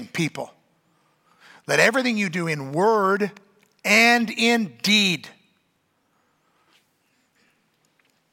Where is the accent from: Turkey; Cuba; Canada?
Canada; I'm a Canadian